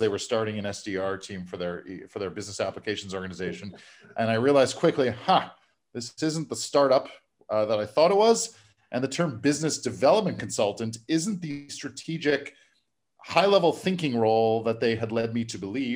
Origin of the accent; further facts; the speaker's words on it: Montreal, Quebec, Canada; here in my hometown of Montreal